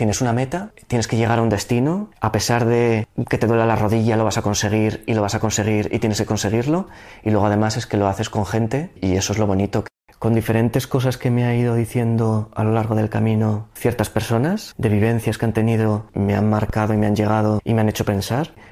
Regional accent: Zaragoza, Aragon, Spain; soy de Zaragoza y tengo 34 años.

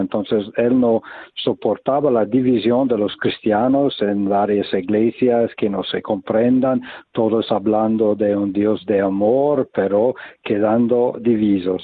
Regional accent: United States; Spanish is a second language; moved away as an adult; now in Taizé, France; vengo de los Estados Unidos y estu estuve en, en Europa

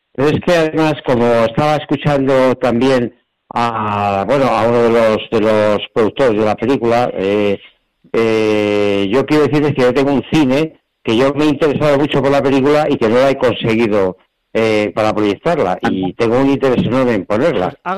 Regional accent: Zaragoza, Aragon, Spain; yo soy de Zaragoza

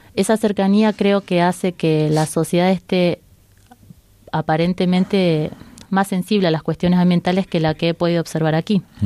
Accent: Rosario, Santa Fe, Argentina; moved away as an adult; also born or lived in Pamplona, Spain; now in Madrid, Spain; estudié ingeniería ambiental en mi ciudad natal

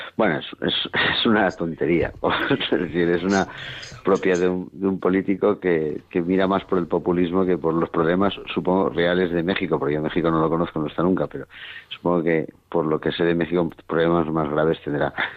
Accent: Spain; somos los mismos españoles

